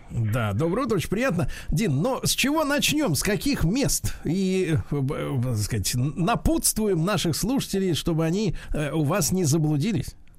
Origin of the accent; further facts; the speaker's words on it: Saint Petersburg, Russia; в Питере, конечно, с мо-, с летом всегда была проблема, особенно в моем детстве.